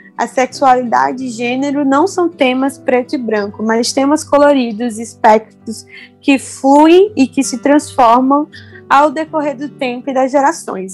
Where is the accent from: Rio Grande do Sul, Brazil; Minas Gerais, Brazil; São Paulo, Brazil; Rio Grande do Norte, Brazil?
Rio Grande do Norte, Brazil; sou potiguar do Nordeste